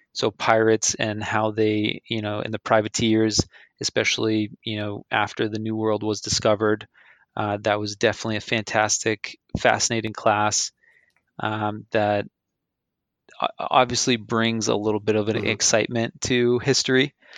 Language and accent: English; Andover, Massachusetts, United States; my hometown um, in Andover, Mass